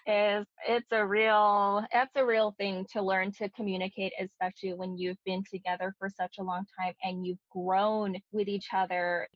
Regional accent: Bay Area, California, United States; moved away as an adult; also born or lived in Daly City, California; now in Oregon, United States; Being a Bay Area native

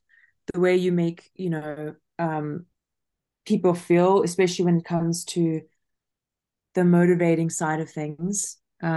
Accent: South Africa; moved away as an adult; also born or lived in Kentucky, United States; I am originally from South Africa and I've been traveling since I was 18 years old.

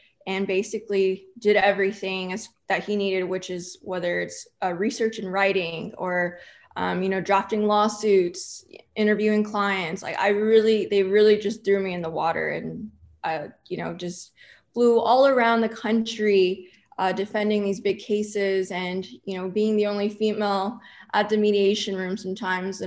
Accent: Corpus Christi, Texas, United States; first language English; now in Houston, United States; I am from Corpus Christi, Texas, which is a breeding ground for personal injury attorneys.

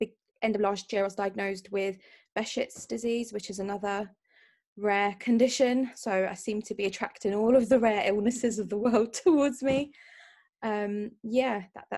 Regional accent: London, United Kingdom; I'm from London

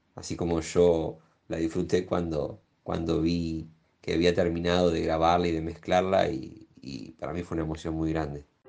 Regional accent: La Plata, Buenos Aires Province, Argentina; now in Buenos Aires, Argentina; Si bien nací en La Plata, hace muchos años que vivo acá en Capital

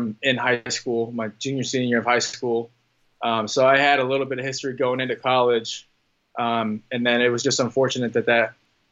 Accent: Indianapolis, Indiana, United States; I'm from Indianapolis

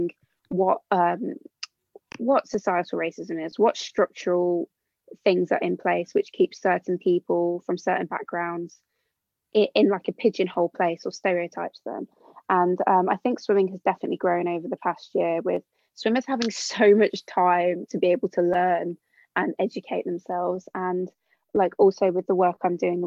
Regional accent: Birmingham, West Midlands, United Kingdom; I'm from Birmingham originally, so like a really diverse area. Like at school was never like the only non-white person in the class

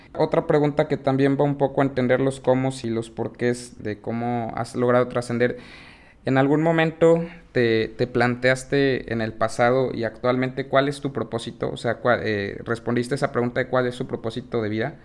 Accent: Mexico; como mexicanos

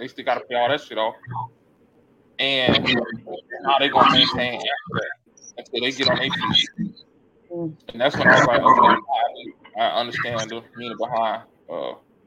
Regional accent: South Florida, United States; I'm from South Florida

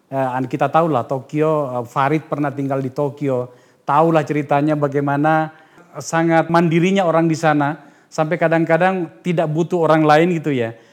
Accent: Padang, West Sumatra, Indonesia; Kalau saya Padang.

